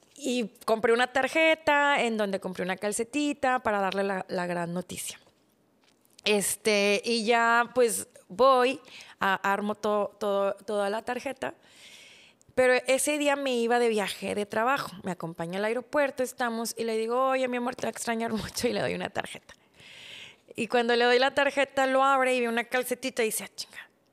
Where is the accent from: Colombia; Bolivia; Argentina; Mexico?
Mexico; crecí en México, pero me educaron mis papás coreanos